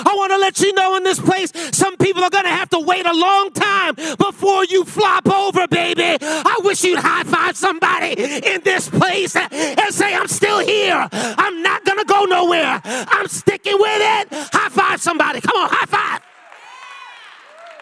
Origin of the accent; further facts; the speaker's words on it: New York City, New York, United States; now in Lawrence, United States; I was born and raised in the Bronx, but my parents are Jamaican